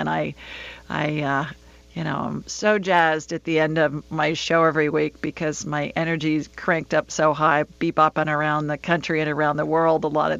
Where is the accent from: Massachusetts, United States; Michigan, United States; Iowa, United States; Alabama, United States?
Alabama, United States; also born or lived in Sioux Falls, South Dakota / Los Angeles; She's an Alabama girl like me.